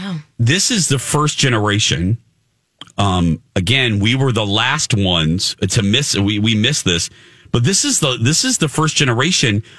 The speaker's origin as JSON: {"language": "English", "region": "Indiana", "country": "United States", "said": "I'm from Indiana"}